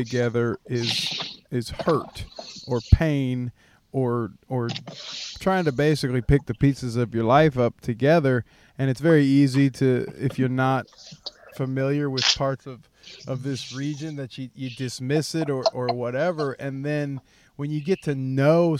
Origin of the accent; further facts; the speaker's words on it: Hamilton, Ohio, United States; I grew up in Hamilton, Ohio